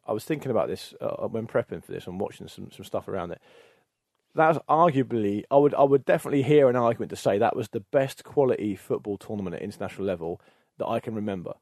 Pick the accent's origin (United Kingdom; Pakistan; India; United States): United Kingdom; England; as an Englishman